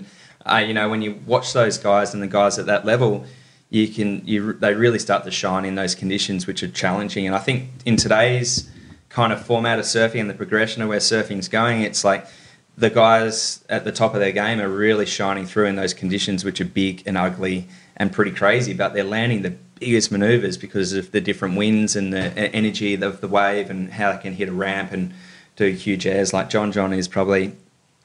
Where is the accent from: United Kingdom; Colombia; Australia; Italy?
Australia; Sydney, New South Wales; also born or lived in Los Angeles, United States; growing up in Sydney.